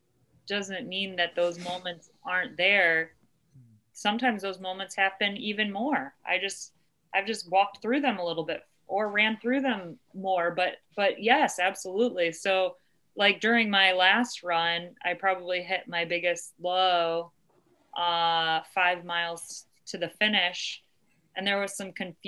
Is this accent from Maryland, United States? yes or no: no; Ohio, United States; Ohio, my home state